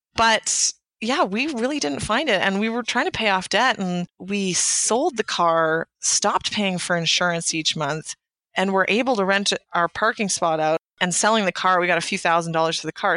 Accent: Canada; I'm a Canadian

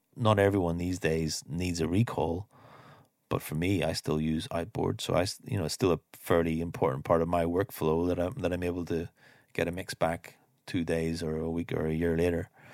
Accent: Ireland; moved away as an adult; also born or lived in London; I grew up here in Ireland

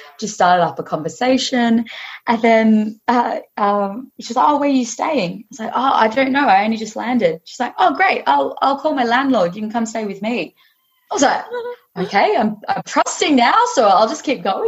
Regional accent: Western Australia, Australia; I was this stranger from Aussie that had just rocked up in Hawaii

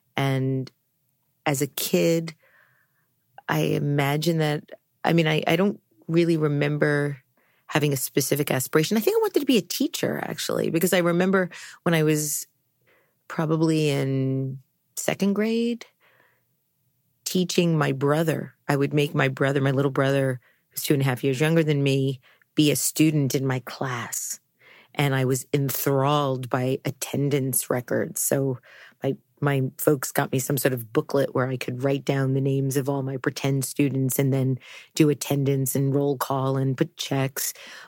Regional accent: New York City, New York, United States; But I think as a New Yorker, I mean, I don't have any memory of being in Brooklyn, although there are some pictures, lots of pictures of my childhood being that age and being in Brooklyn, but I have no memory of it.

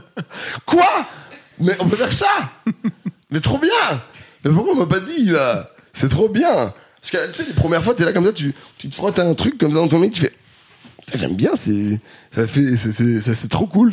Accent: Grenoble, Auvergne-Rhône-Alpes, France; now in Paris, France; j'ai grandi à Grenoble

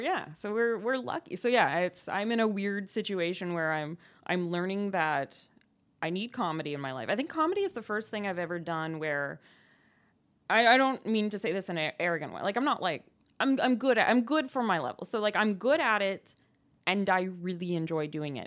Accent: Ontario, Canada; now in Montreal, Canada; I'm not from here. I'm from Ontario.

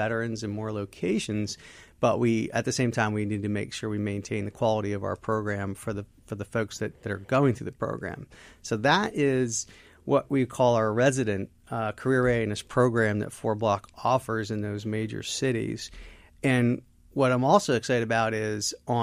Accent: Philadelphia, Pennsylvania, United States; my hometown, Philadelphia

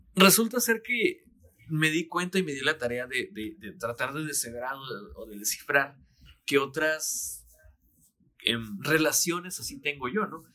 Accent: Mexicali, Baja California, Mexico; cuando yo vivía eh, con mis abuelos, cuando estaba chiquito, llegaba yo a la una de la tarde más o menos a la casa de la primaria y empezaba Dragon Ball. Aquí en Mexicali era la una de la tarde

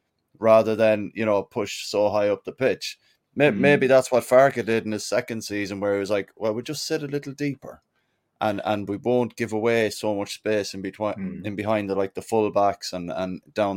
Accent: Scotland, United Kingdom; I'm Scottish

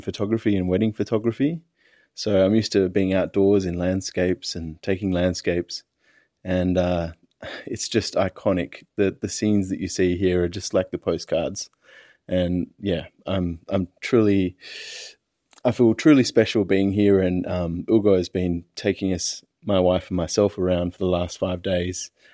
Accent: Perth, Western Australia, Australia; now in Sydney, Australia; my hometown of Perth

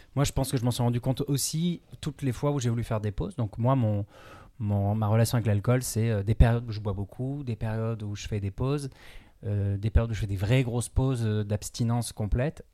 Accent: Brittany, France; moi, je suis breton

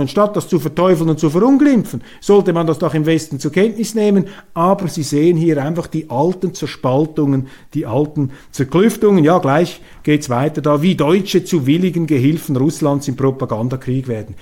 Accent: Switzerland; als Schweizer

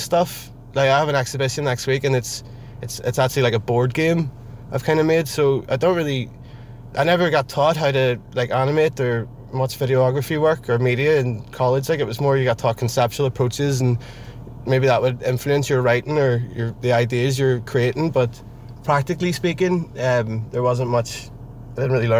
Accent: Belfast, Northern Ireland, United Kingdom; also born or lived in London; Yeah, I'm from Belfast. I lived here till I was 18

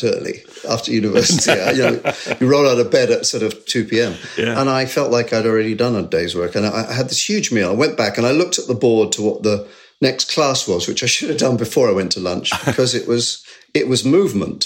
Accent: Sevenoaks, South East England, United Kingdom; I grew up in Sevenoaks, very close

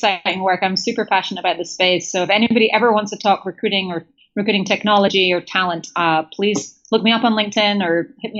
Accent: Scotland, United Kingdom; so first of all, I'm Scottish. I identify with British. I rankle slightly when people call me English

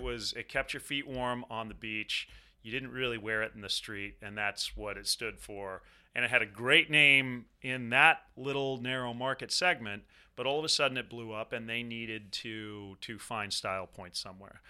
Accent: Southern California, United States; I'm from Southern California

